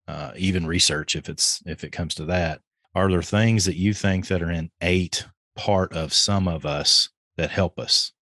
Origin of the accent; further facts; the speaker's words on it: Kentucky, United States; I'm from Kentucky.